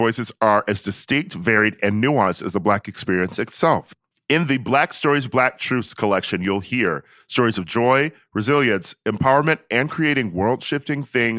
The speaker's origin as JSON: {"language": "English", "town": "Milwaukee", "region": "Wisconsin", "country": "United States", "also_born_or_lived": "Chicago", "said": "Milwaukee and yeah. went to undergrad at Loyola Chicago."}